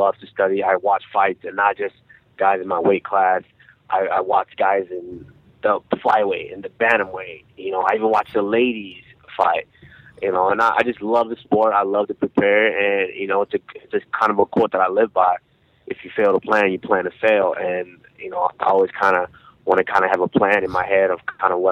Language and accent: English; Arlington, Texas, United States; also born or lived in Nigeria; I was about 7 years old when we immigrated here, and I was raised in Arlington, Texas